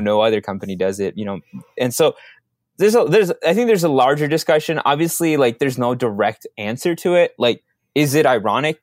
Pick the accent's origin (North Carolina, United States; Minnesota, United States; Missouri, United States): Minnesota, United States; Minneapolis; also born or lived in Dallas, Texas / Mexico; I grew up in Minneapolis, so I don't have the heavy Minnesota, uh, a, personality that some of my friends have